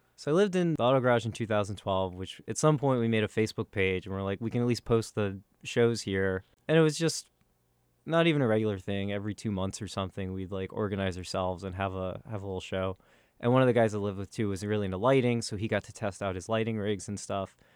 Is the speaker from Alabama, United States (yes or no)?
no; Northern Virginia, United States; moved away as an adult; also born or lived in Stanford, California / Portland, Oregon; now in New York City, United States; I am from Northern Virginia originally. I grew up in the suburbs